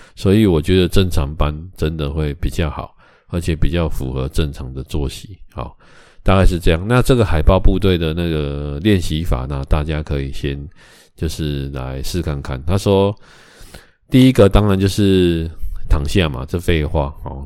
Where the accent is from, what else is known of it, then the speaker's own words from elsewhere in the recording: Taiwan; 我们台湾人